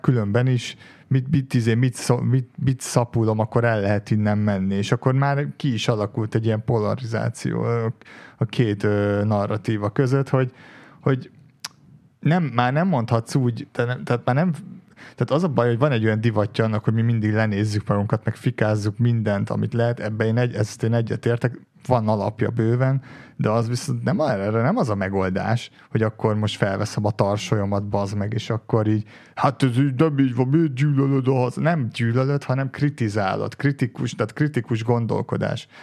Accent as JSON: {"language": "Hungarian", "country": "Hungary", "tie": "born or raised there", "said": "az én útlevelembe, hogy Magyarország, és itt nőttem föl"}